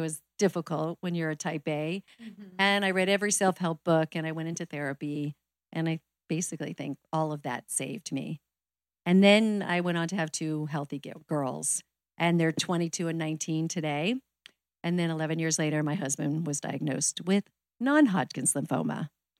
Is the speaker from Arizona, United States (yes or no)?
yes; Arizona, United States; moved away as an adult; also born or lived in New York; I'm from Arizona originally. So when I graduated college, moved to New York